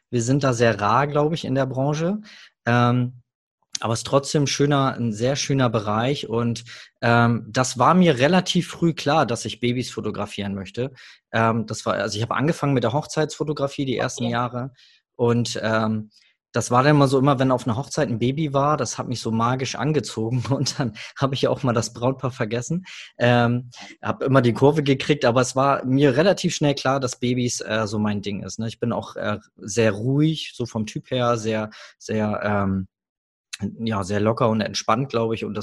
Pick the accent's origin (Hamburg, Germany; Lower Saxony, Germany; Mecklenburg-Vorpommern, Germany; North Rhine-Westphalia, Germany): Hamburg, Germany; ich komme aus Hamburg